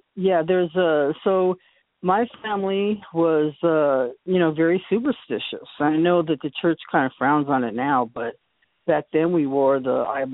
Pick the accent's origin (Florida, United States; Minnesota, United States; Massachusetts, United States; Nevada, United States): Massachusetts, United States; Boston; also born or lived in upstate New York; now in California, United States; So I was from Boston, upstate New York.